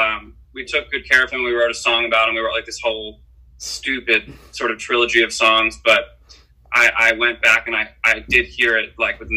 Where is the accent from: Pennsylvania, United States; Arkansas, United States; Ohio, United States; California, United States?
Pennsylvania, United States; Philadelphia; moved away as an adult; also born or lived in Boston; now in Los Angeles, United States; Sam Cooper, who's the guitar player in the band who I grew up with in Philadelphia